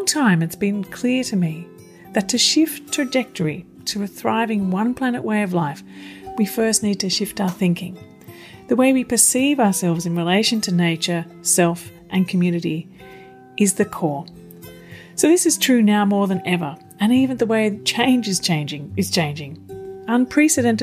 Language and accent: English; Melbourne, Victoria, Australia; you're in my hometown of Melbourne